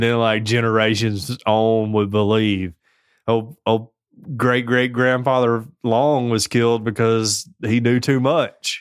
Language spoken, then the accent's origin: English; the South, United States; I'm from the South